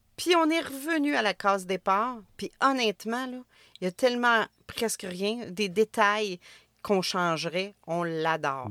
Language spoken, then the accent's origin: French; Trois-Rivières, Quebec, Canada; Je viens de Trois-Rivières